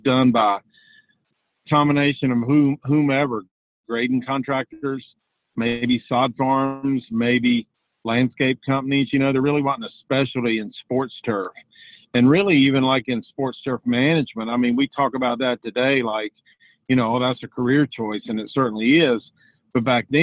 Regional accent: Charlotte, North Carolina, United States; also born or lived in Virginia Tech, Virginia; I grew up outside of Charlotte, North Carolina. That's where I live still, on a family farm.

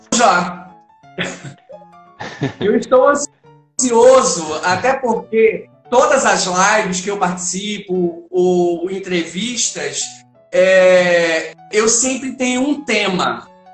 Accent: Pernambuco, Brazil; como eu sou pernambucano

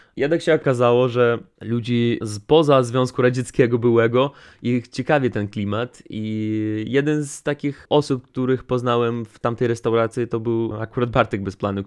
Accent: Transnistria, Moldova; first language Russian; Polish is a second language; bo u nas ten kraj kraj się nazywa Pridnistrowie

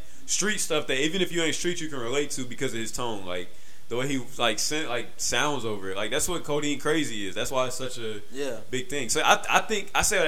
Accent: the South, United States; we're from the South

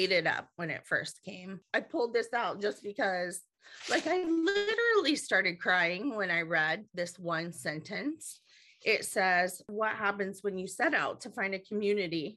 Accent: Marietta, Ohio, United States; I hail from Marietta, Ohio.

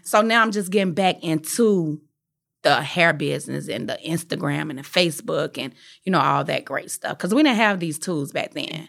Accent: Atlanta, Georgia, United States; I was from Atlanta

